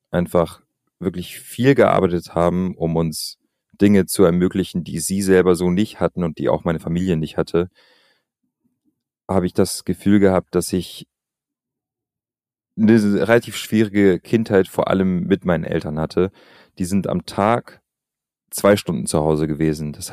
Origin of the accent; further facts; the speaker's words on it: Albania; ich bin in Albanien aufgewachsen und ich habe damals in den 90er, also ich bin in den 90er Jahren geboren.